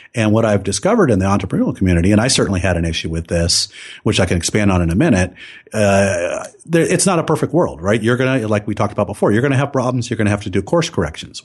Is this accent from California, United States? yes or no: yes; Silicon Valley, California, United States; I grew up in Silicon Valley